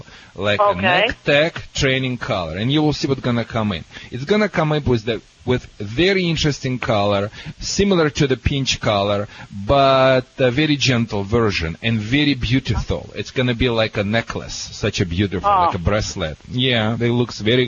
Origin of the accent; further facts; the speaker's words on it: Russia; now in United States; I am from Russia